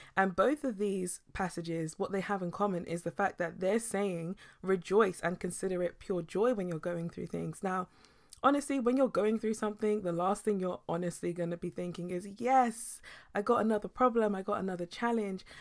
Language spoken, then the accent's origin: English; United Kingdom